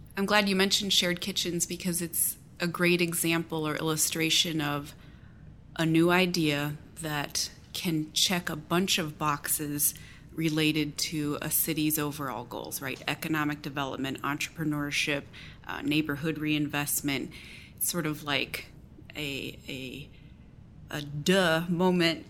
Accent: Galesburg, Illinois, United States; my hometown of Galesburg, Illinois

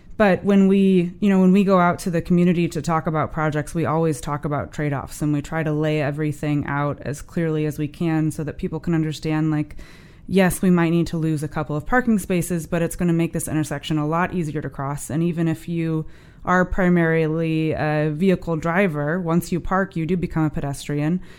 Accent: St. Louis, Missouri, United States; moved away; I grew up in North Saint Louis in a neighborhood called Florissant.

